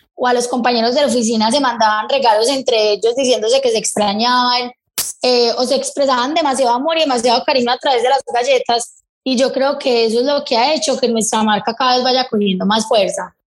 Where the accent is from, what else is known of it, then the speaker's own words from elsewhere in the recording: Medellín, Antioquia, Colombia; yo soy de acá de Medellín